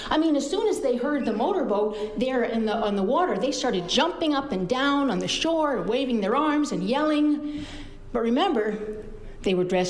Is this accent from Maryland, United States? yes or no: no; Schenectady, New York, United States; born there; I was born in Schenectady, and I got here as soon as I could.